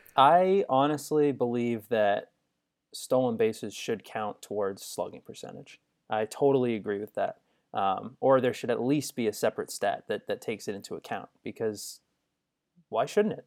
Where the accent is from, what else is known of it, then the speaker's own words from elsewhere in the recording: Northeast, United States; Growing up in the Northeast